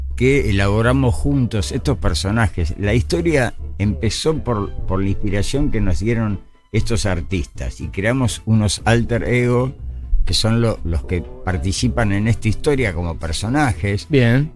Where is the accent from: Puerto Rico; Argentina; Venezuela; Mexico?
Argentina; Buenos Aires; crecí en Parque de los Patricios